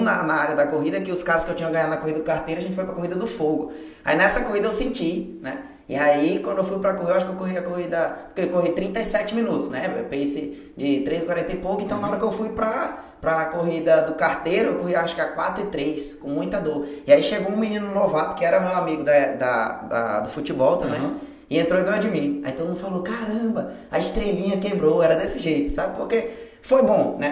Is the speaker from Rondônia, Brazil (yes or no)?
yes; Porto Velho, Rondônia, Brazil; moved away as an adult; now in João Pessoa, Brazil; É, nascido e crescido lá em Porto Velho e seis anos eu moro aqui em João Pessoa